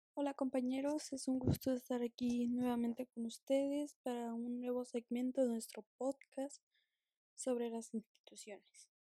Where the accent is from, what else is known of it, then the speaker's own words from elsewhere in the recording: Mexico; nuestra, mm, nuestra nacionalidad como mexicanos